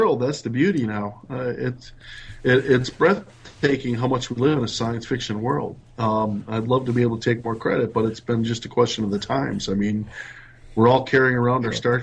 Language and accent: English; Wisconsin, United States; moved away as an adult; also born or lived in New York; now in North Carolina, United States; I'm originally from Wisconsin. Now I'm in North Carolina